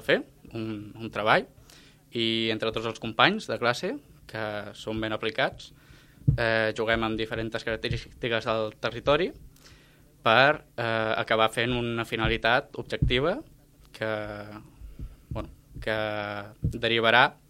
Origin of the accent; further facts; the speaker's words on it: Reus, Catalonia, Spain; Jo vinc de Reus, poble que també està al costat de Riudoms